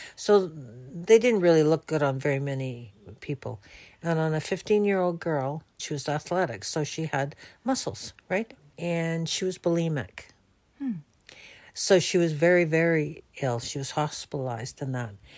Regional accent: Canada; I'm from Canada

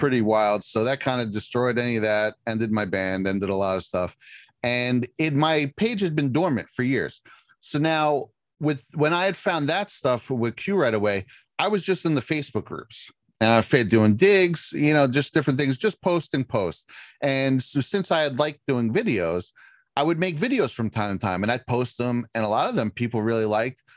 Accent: right outside Manhattan, New York, United States; I grew up right outside Manhattan.

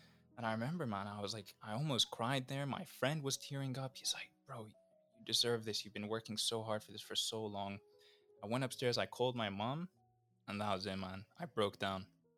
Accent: Athens, Attica, Greece; also born or lived in Vancouver, Canada; I was born in Vancouver in Canada, and then a couple months later moved to Athens, Greece for my dad's job. And that's where I grew up for most of my life.

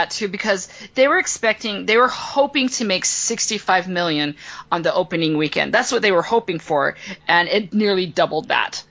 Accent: Kemmerer, Wyoming, United States; And I typed in my hometown, Kemmer.

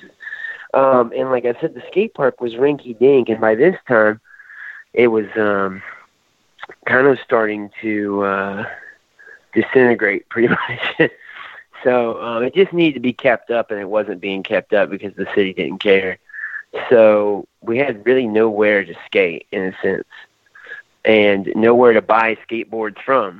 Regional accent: Aiken, South Carolina, United States; I'm from Aiken, South Carolina

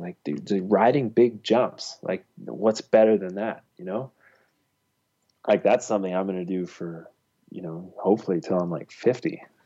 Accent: Ontario, Canada; I grew up in Ontario

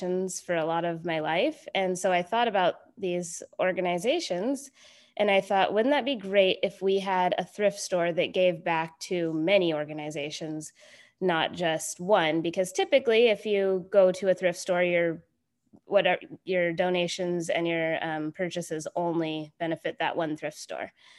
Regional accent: Anchorage, Alaska, United States; I was born and raised here in Anchorage, Alaska.

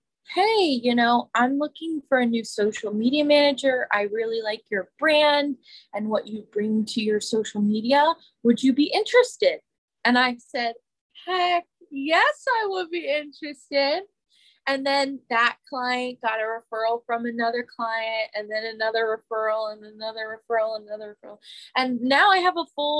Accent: Pennsylvania, United States; moved away as an adult; also born or lived in New York City; I came home from New York City to Pennsylvania during the pandemic

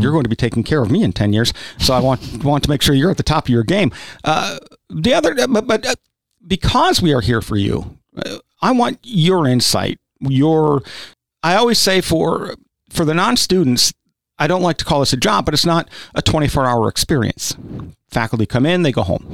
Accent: South Dakota, United States; now in Kentucky, United States; I grew up in South Dakota, which is actually more rural, than, than is Kentucky.

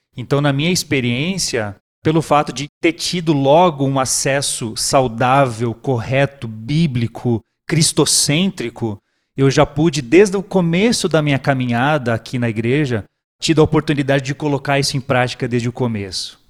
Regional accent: Brazil; nós, como brasileiros, enquanto igreja, aqui no Brasil

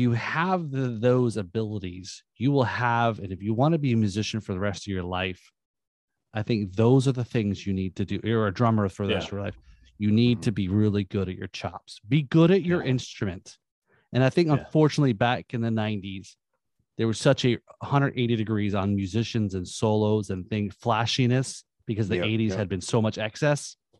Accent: Northeast, United States; Yeah, I grew up in the Northeast, so there's a lot of rock.

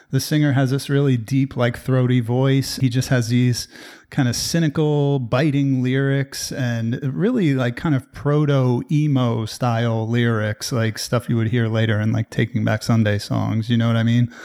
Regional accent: New Jersey, United States; I'm from New Jersey

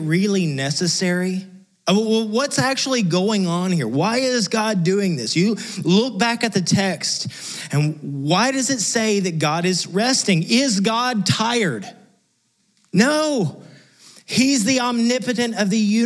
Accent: West Texas, United States; moved away; I came from West Texas, which is close to literally nothing.

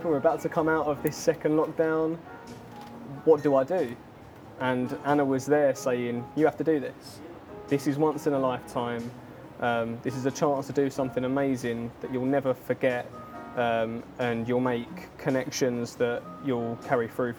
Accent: Enfield, London, United Kingdom; also born or lived in Goffs Oak, Hertfordshire / Cuffley / Cheshunt; I grew up originally, was born in Enfield Chase Hospital. We like grew up around like Freezewater Enfield Way

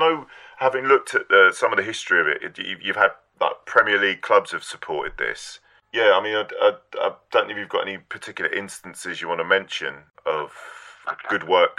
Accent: London, United Kingdom; moved away; I'm originally from West London

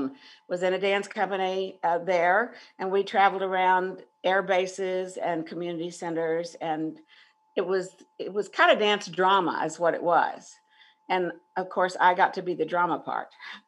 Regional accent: Houston, Texas, United States; I applied for a job at my alma mater, which was Spring Branch High School.

